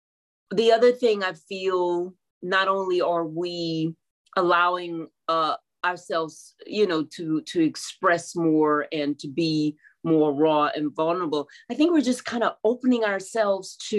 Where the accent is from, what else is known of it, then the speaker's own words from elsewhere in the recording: Houston, Texas, United States; I'm born and raised in Houston